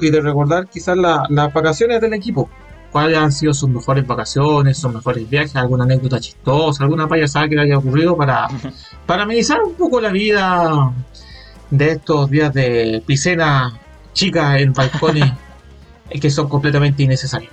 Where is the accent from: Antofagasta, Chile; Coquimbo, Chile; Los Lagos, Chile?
Antofagasta, Chile; Calama; moved away; yo que vengo de Calama del norte